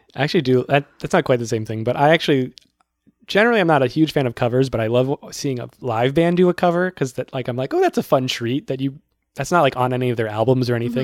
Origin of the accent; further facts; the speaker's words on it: Worcester, Massachusetts, United States; now in Brooklyn, New York, United States; My hometown has the Worcester Palladium